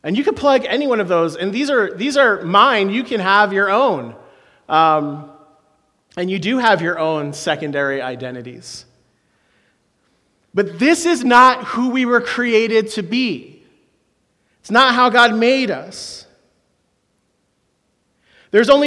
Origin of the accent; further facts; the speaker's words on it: Philadelphia, Pennsylvania, United States; I am from Philadelphia